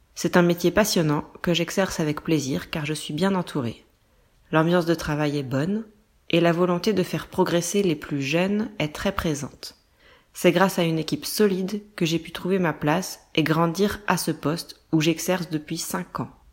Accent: France; also born or lived in small village near Nantes, western France; Je suis française

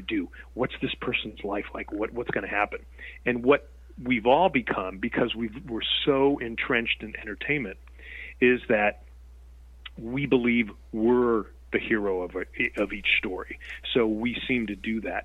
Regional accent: Connecticut, United States; moved away as an adult; also born or lived in Nevada; I was born and raised in Connecticut

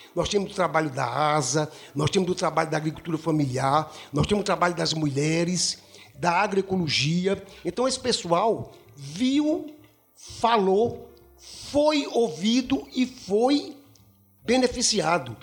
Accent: Northeast Region, Brazil; accent: Northeastern; eu sou nordestino, eu uhum. sou daqui, eu tenho esse sotaque

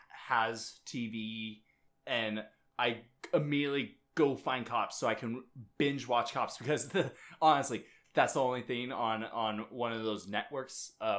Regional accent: Minnesota, United States; we're from Minnesota.

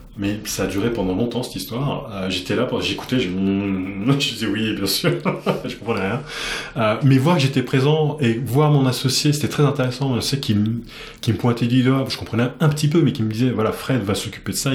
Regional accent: France; moved away as an adult; now in Japan; je suis français

